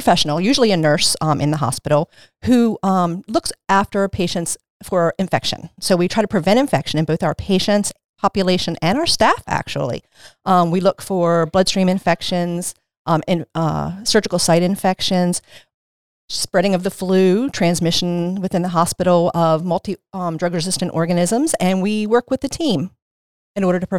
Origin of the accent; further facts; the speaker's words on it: Maryland, United States; I came here when I was 15, though, so kind of doesn't count. I was raised in Caroline County. I was raised in Caroline County. I graduated from North Carolina High School, and then I moved to Dorchester County after I got married.